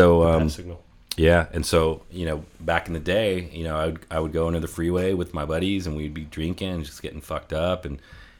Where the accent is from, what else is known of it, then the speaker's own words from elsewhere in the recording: San Francisco, California, United States; now in Arizona, United States; growing up in San Francisco, I grew up in an area called Bernal Heights, which is just south of the Mission District, right?